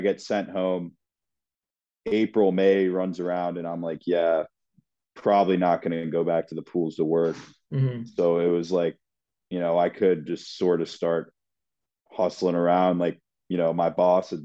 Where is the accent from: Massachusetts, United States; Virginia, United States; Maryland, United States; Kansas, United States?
Maryland, United States; Rockville; I'm from Rockville, Maryland